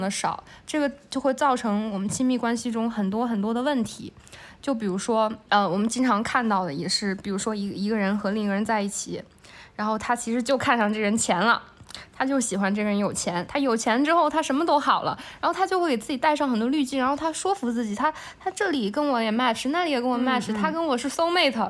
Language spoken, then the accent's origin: Chinese; China; 我们中国的社会